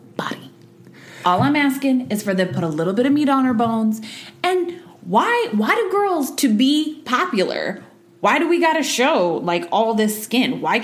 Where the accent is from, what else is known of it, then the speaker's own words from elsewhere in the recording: Sutton, Alaska, United States; I grew up in Sutton, Alaska, a town of all of 500 people. Raised by hippies